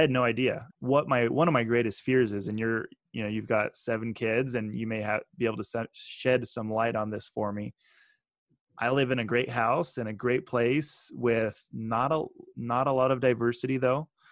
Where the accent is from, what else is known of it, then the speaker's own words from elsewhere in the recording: Meridian, Idaho, United States; also born or lived in Utah; I grew up in Meridian, Idaho, 33,000 residents